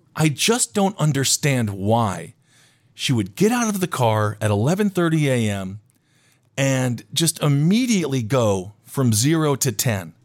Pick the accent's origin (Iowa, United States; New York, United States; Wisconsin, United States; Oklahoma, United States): Wisconsin, United States; Stevens Point; my hometown of Stevens Point, Wisconsin, has a tank.